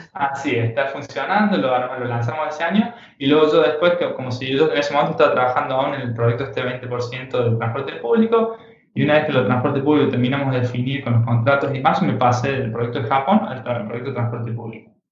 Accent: Argentina; also born or lived in United States; now in Barcelona, Spain; siendo un poco argentino, mujer francesa

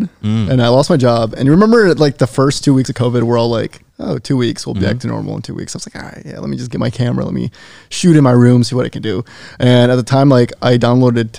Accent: Wisconsin, United States; moved away as an adult; now in California, United States; my hometown's 20,000 people

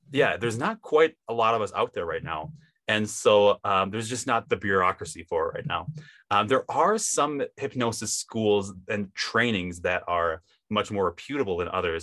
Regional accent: Wisconsin, United States; now in Utah, United States; I grew up in Wisconsin, if you can kind of tell by my accent

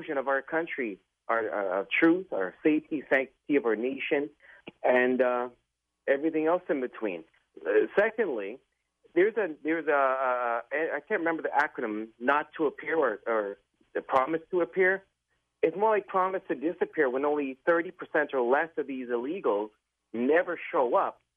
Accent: Canada; now in New York, United States; I'm from Canada

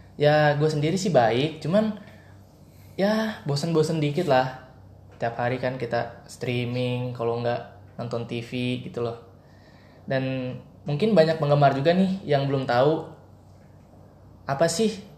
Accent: Bogor, West Java, Indonesia; gue orang Bogor

